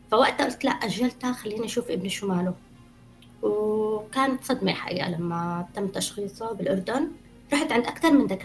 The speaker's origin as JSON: {"language": "Arabic", "country": "Syria", "moved": "yes", "lives_now": "Canada", "said": "بعد ما صارت الثورة ما للأسف طلعت من سوريا"}